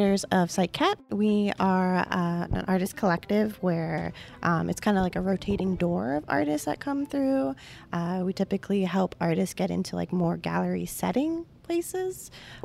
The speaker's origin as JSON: {"language": "English", "area": "Volusia County", "region": "Florida", "country": "United States", "also_born_or_lived": "Orlando", "said": "my roots are from Volusia County"}